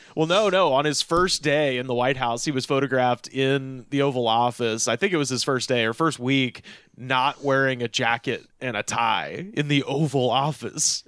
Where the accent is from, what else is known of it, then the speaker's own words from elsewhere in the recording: Auburn, United States; My hometown is named for a, a poem